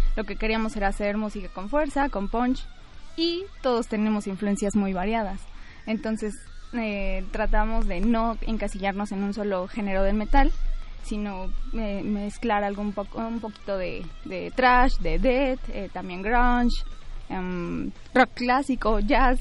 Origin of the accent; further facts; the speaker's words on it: Pachuca, Hidalgo, Mexico; Soy de Pachuca